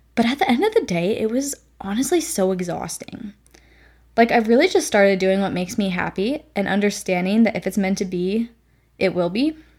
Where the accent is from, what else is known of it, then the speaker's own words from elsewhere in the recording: Nevada, United States; moved away as an adult; now in Texas, United States; I come from Nevada, which is a pretty dry desert